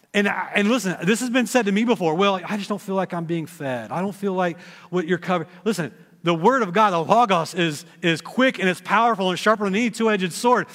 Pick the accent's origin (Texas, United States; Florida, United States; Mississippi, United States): Texas, United States; now in Dayton, United States; I grew up in Texas